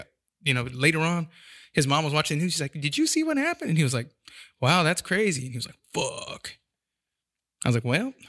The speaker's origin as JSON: {"language": "English", "town": "San Jose", "region": "California", "country": "United States", "tie": "born or raised there", "said": "Yeah, I'm from San Jose. I grew up on the east side out there."}